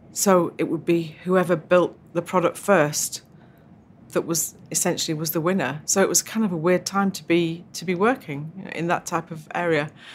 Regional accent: Yorkshire and the Humber, United Kingdom; also born or lived in Tyrone, Northern Ireland; Grew up in Yorkshire in, uh, a little Irish diaspora bubble in South Yorkshire.

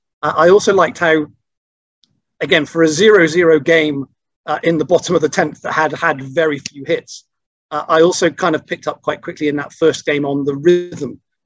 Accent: Bristol, South West England, United Kingdom; accent: Bristolian; And my Bristolian accent very quickly disappeared from that.

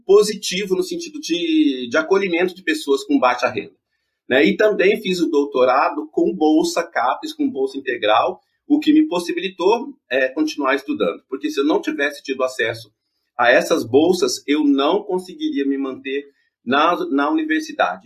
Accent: interior of Paraná, Brazil; eu venho do interior do Paraná, eu cresci numa cidade pequena

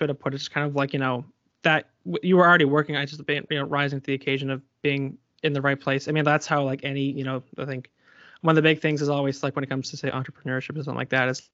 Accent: Colchester, Nova Scotia, Canada; I'm from Colchester

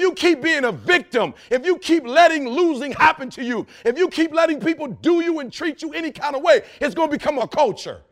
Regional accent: Detroit, Michigan, United States; I'm from Detroit

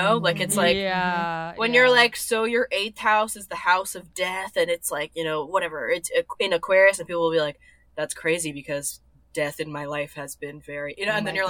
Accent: Austin, Texas, United States; also born or lived in New York; now in Los Angeles, United States; I'm from Austin, Texas.

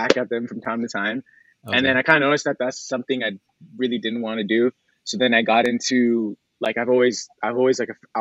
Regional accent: Hamilton, Ontario, Canada; I'm from Hamilton, Ontario

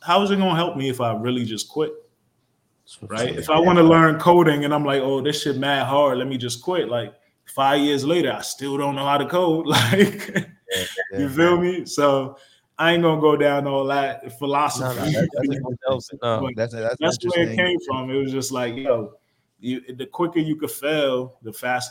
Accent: Newark, New Jersey, United States; also born or lived in Montclair, New Jersey; I grew up in Newark, New Jersey

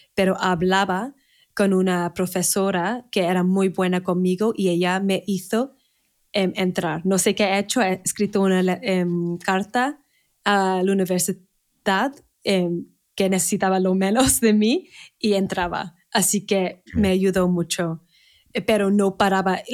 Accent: Manchester, North West England, United Kingdom; Spanish is a second language; moved away as an adult; now in Spain; Nací en Manchester, en el norte de Inglaterra

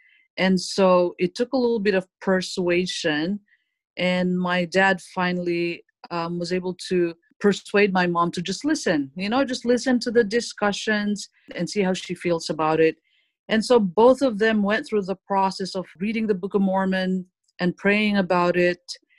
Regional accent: Philippines; Well, like most families in the Philippines, my parents grew up Catholics. And we lived in a really small town before where everyone's basically Catholic.

